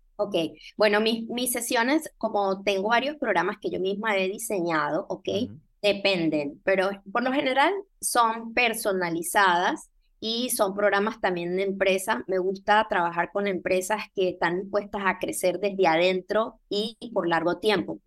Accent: Venezuela; moved away as an adult; now in Panama City, Panama; soy venezolana eh, y tengo años en este país, tengo 16 años en Panamá.

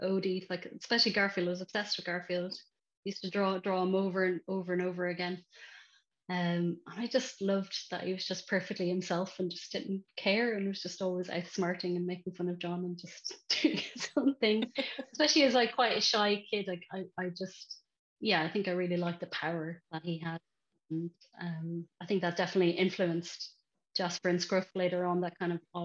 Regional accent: Ireland; now in Bristol, United Kingdom; as an Irish kid

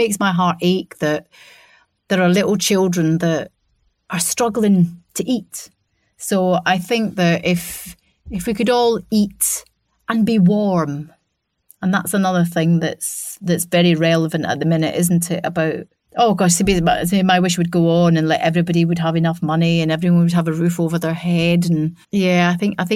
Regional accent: Scotland, United Kingdom; I'm a Scottish person

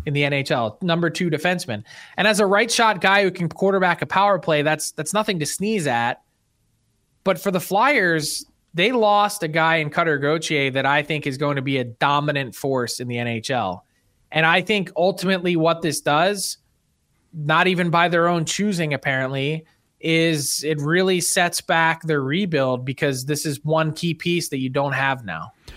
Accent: Philadelphia, Pennsylvania, United States; growing up in Philly

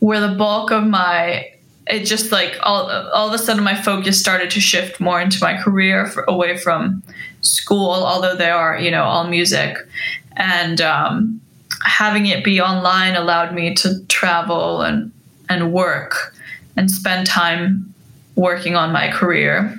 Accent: Iceland; now in Los Angeles, United States; I was born and raised in Iceland.

